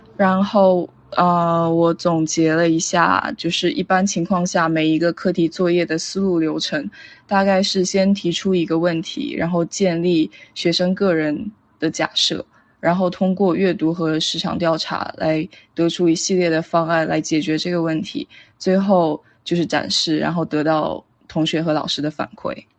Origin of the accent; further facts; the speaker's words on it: Shenzhen, Guangdong, China; moved away as an adult; also born or lived in Providence, Rhode Island, United States; 我出生于深圳，是一名正在学习中的平面设计师。呃，目前就读于罗德岛设计学院